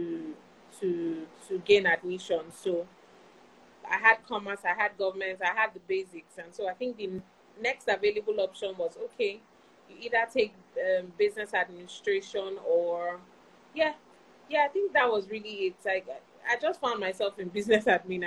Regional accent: Lagos, Nigeria; I grew up in Lagos. I mean, I've always been a Lagos girl. I've always been in Lagos.

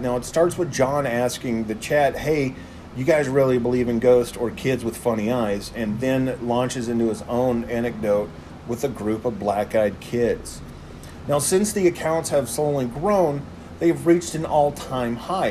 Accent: Texas, United States; moved away; my home state of Texas.

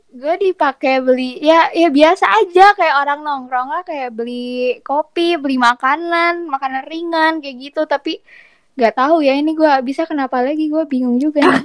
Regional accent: Bandung, West Java, Indonesia; sebagai anak Bandung ya, yang tinggal di mm -hmm. kota gitu

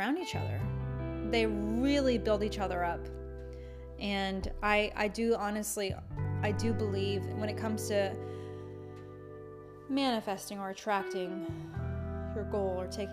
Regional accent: United States; as an American

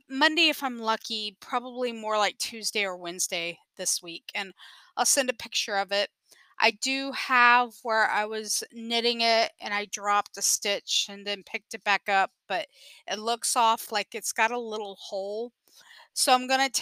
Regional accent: San Antonio, Texas, United States; I'm from San Antonio, Texas

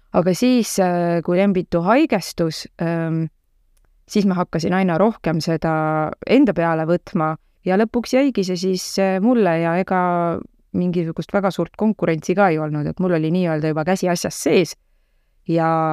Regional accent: Tallinn, Harju County, Estonia; ma olen selline mitmendat põlve Tallinna, Tallinna laps ja kesklinna äh, kesklinnas nagu suuresti üles kasvanud ka

